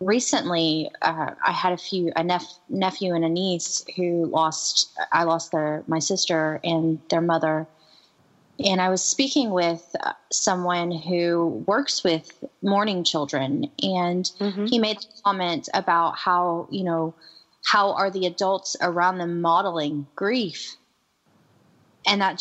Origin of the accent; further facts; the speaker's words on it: the South, United States; growing up in the South